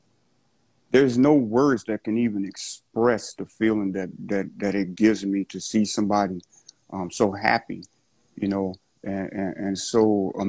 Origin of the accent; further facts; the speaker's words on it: the South, United States; I'm from the South